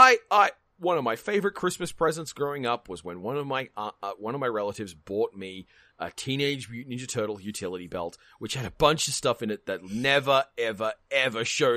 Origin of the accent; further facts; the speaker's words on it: Australia; Look, maybe I have different expectations of spiders. I'm Australian.